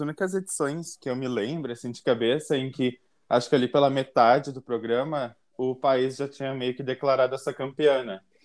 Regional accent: Caxias do Sul, Rio Grande do Sul, Brazil; eu sou de Caxias do Sul, RS. RS não é risadinha, Rio Grande do Sul

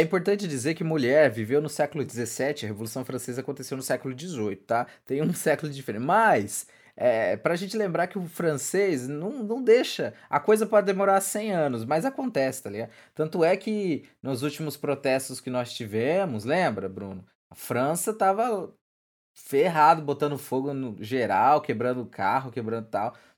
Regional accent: Brazil; a gente, a gente não pesquisa, cara, enquanto, enquanto brasileiro

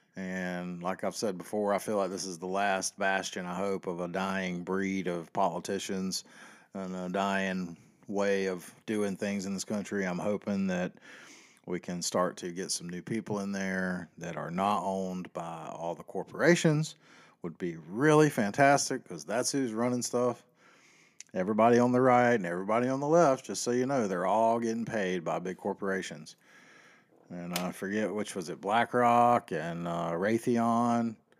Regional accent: the South, United States; I was born and raised in the South

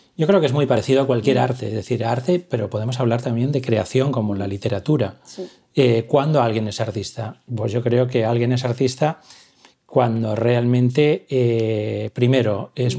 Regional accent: Valencia, Valencian Community, Spain; moved away as an adult; now in Barcelona, Spain; yo soy de Valencia

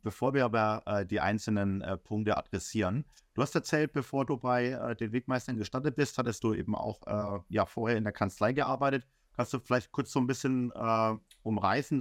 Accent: Bamberg, Bavaria, Germany; moved away as an adult; also born or lived in Heidenheim / Augsburg; now in Berlin, Germany; ich komme ja aus dem Frankenland, aus dem äh, kleinen Süßen Bamberg

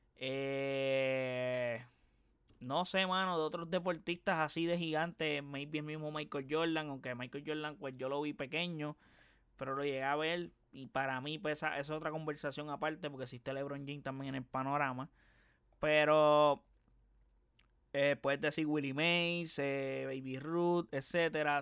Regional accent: Puerto Rico; Yo no soy argentino, soy puertorriqueño

